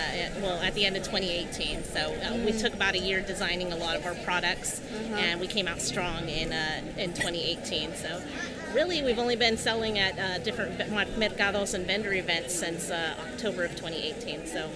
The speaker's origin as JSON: {"language": "English", "town": "Reedley", "region": "California", "country": "United States", "tie": "born or raised there", "said": "I grew up in Reedley, California, and those were the first things that I admired was lowriders and cruises that used to happen in my community."}